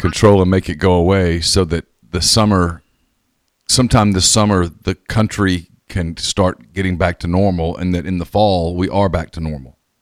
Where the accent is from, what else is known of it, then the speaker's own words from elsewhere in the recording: United States; I'm an American